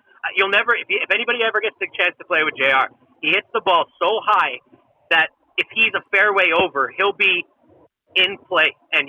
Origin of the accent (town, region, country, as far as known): Canada; born or raised there